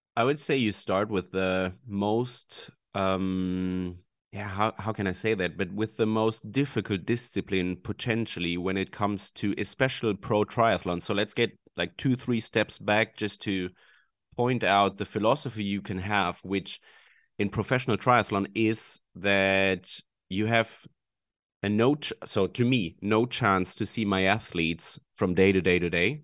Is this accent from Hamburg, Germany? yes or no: yes; Hamburg, Germany; I'm from Hamburg in Germany